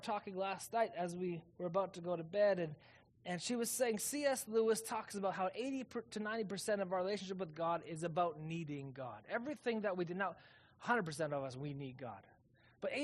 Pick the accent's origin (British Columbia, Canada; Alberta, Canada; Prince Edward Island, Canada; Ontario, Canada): Alberta, Canada; Calgary; now in Kelowna, Canada; I'm from Calgary